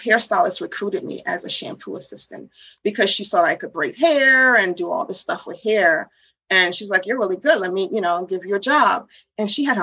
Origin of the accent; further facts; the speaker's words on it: Washington, United States; also born or lived in New York / Haiti; she moved us to Washington, D.C. area